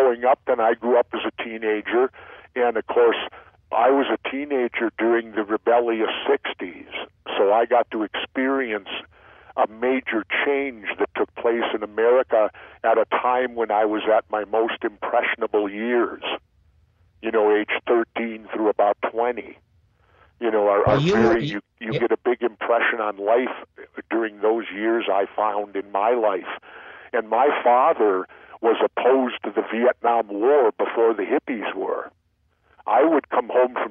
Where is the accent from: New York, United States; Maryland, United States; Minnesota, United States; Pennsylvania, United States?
Minnesota, United States; Minneapolis; I grew up in South Minneapolis.